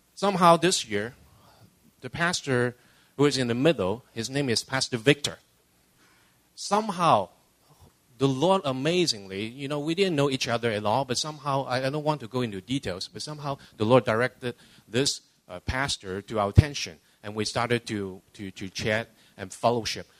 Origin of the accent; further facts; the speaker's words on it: Hong Kong; also born or lived in Canada / California; now in Los Angeles, United States; I was born and raised in Hong Kong, uh, immigrated to Canada in 78. 20 years ago, uh, moved down to California